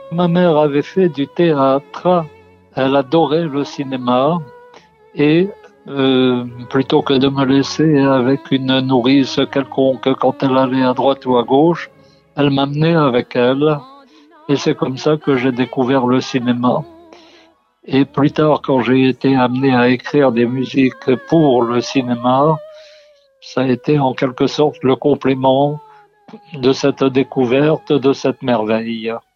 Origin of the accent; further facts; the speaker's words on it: Algiers, Algiers Province, Algeria; Je suis né à Alger et il y avait euh, deux cinémas dans mon quartier.